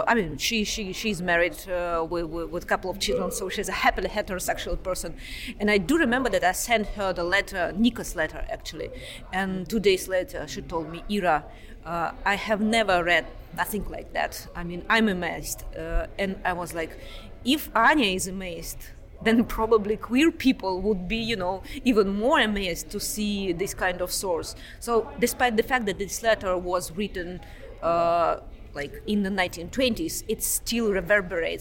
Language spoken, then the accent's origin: English; Moscow, Russia; moved away as an adult; also born or lived in Oxford, United Kingdom; now in Pittsburgh, United States; I'm originally from Moscow.